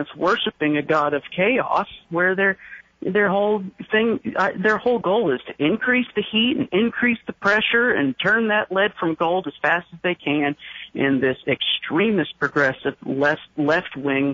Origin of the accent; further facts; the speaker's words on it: Maine, United States; now in Seattle, United States; I grew up in Maine